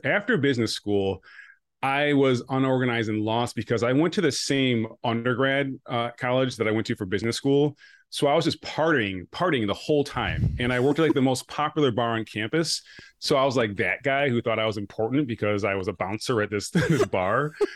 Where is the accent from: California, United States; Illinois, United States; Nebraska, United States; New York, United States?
New York, United States; Rochester; also born or lived in Buffalo / Connecticut; I grew up nearby in Rochester